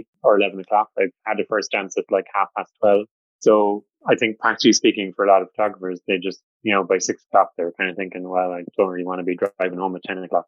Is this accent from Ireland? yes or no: yes; Cork, Munster, Ireland; I am from Cork